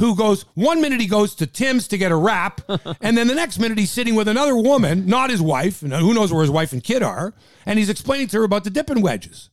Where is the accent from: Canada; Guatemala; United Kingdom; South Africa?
Canada; Toronto, Ontario; we're from Toronto